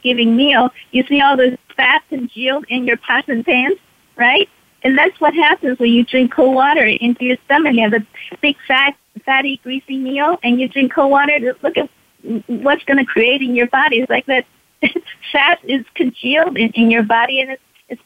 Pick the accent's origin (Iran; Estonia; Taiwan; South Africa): Taiwan; now in United States; I was born and raised in Taiwan, I came to the United States 50 years ago